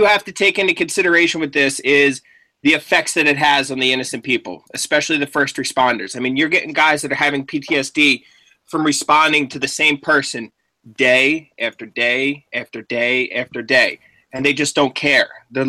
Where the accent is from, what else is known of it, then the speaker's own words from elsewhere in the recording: Pennsylvania, United States; I grew up in Pennsylvania. This is where I was raised.